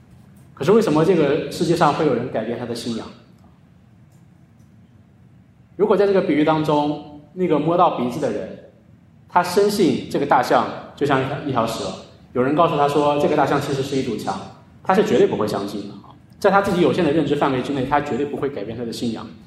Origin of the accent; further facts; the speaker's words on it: China; 在我们的教会，在我们中国人的文化当中，呃，也是如此啊。